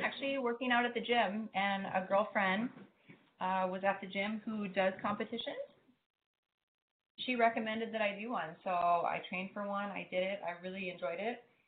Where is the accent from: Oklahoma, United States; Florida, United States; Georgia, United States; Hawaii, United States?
Hawaii, United States; growing up in Hawaii